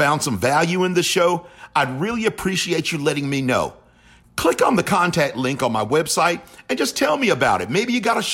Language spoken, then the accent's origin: English; Charlotte, North Carolina, United States; I'm proud to have called Charlotte home